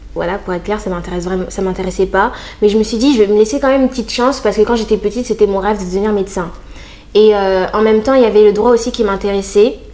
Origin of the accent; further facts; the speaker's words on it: Reims, Grand Est, France; moved away as an adult; c'était ma ville, euh, c'est là où j'ai grandi